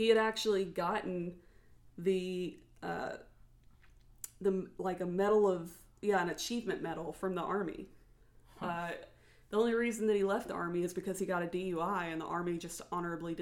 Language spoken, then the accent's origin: English; the South, United States; we were raised in the South